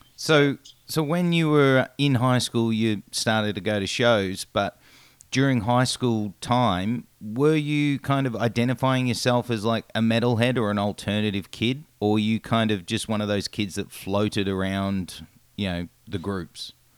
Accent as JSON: {"language": "English", "country": "Australia", "said": "as an Australian"}